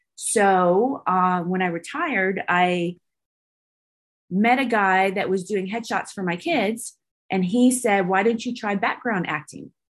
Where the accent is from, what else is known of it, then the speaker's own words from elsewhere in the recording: Santa Rosa, California, United States; also born or lived in Bodega Bay, California / Georgia / Alabama; now in Texas, United States; I'm from Santa Rosa, California, um, which is north of San Francisco, and I was raised between there and Bodega Bay